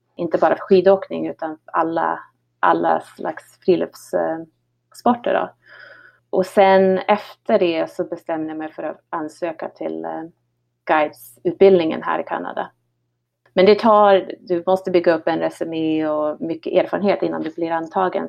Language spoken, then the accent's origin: Swedish; Härnösand, Västernorrland County, Sweden; moved away as an adult; now in Revelstoke, Canada; Jag växte upp eh, utanför Härnösand eh, på Höga Kusten på en liten, liten hobbygård där ute